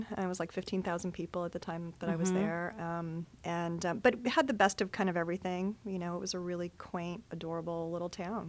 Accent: Perrysburg, Ohio, United States; moved away; also born or lived in Ann Arbor, Michigan / Traverse City, Michigan; I'm originally from Michigan and Ohio. I grew up in Perrysburg, Ohio.

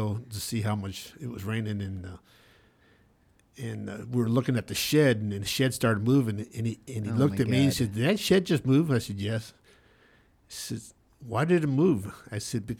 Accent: California, United States; also born or lived in Kansas City, Missouri; she started raising us out here in California

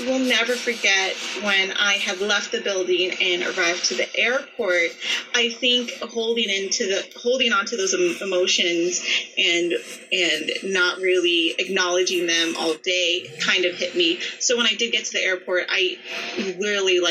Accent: Las Vegas, Nevada, United States; it was really hard for me to leave my hometown knowing that so much had gone on, because a lot of people don't know, if you live in Vegas, that everyone knows everyone.

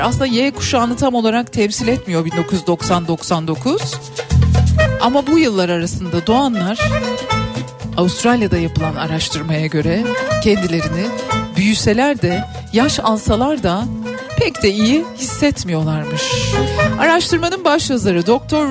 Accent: Turkey; born or raised there

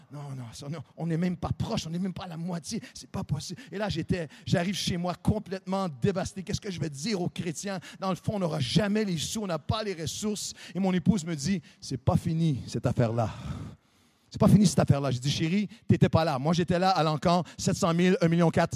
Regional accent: Canada; Chez nous, au Canada, c'est le hockey qui est le sport. On a tous grandi en hockey

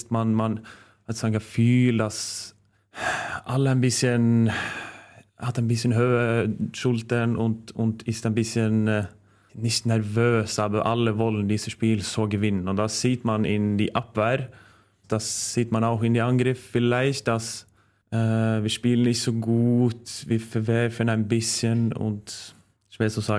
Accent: Norway; German is a second language; now in Germany; weil das war die erste Club, wo ich habe gewechselt, weg von meiner Heimat. Äh, also ich habe vorher in Kolstad gespielt und Trondheim.

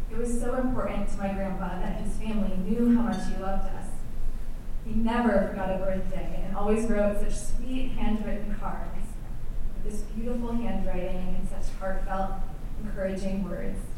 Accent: Madison, Wisconsin, United States; Madison, which also happens to be my hometown. It was a typical Wisconsin winter evening

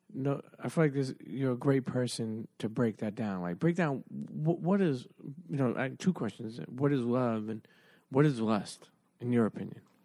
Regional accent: New York City, New York, United States; I'm from Brooklyn

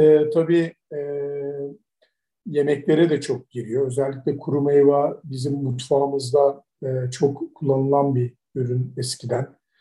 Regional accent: Turkey; biz de Türkler olarak

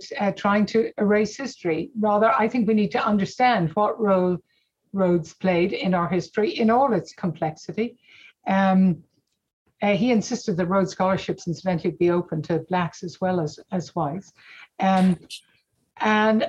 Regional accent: Ireland; moved away as an adult; also born or lived in California, United States; now in Oxford, United Kingdom; growing up in Ireland

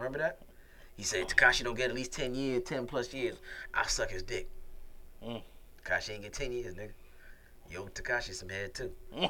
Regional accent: New York, United States; I'm from New York.

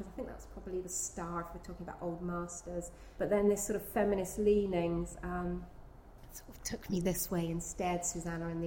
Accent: Gainsborough country / Constable country, East of England, United Kingdom; not only did I grow up in Gainsborough country, but I grew up in Constable country because they're sort of pretty close

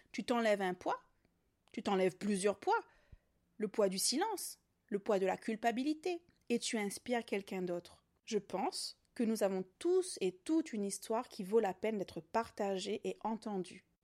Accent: Réunion, France; Je suis réunionnaise, maman allaitante engagée.

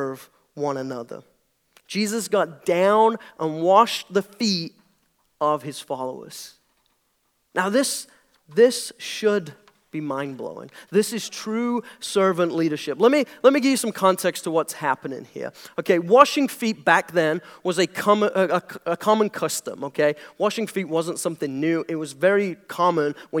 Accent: United Kingdom; moved away as an adult; now in United States; I'm British. That's the weird accent

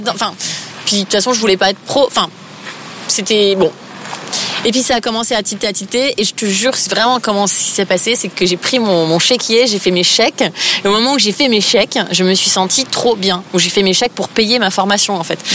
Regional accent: Épinal, Grand Est, France; moved away as an adult; also born or lived in Nancy; now in Paris, France; je viens de pas tout à fait de Nancy, mais d'Épinal

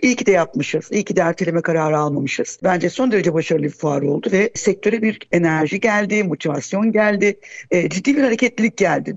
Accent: Gaziantep, Turkey; moved away; Ben mesela Gaziantep'liyim.

